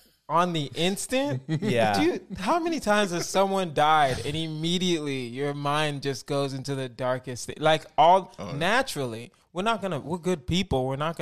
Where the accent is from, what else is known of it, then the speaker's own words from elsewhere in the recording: Houston, Texas, United States; moved away as an adult; now in Los Angeles, United States; Born and raised in Houston, Texas. Started stand-up in Houston.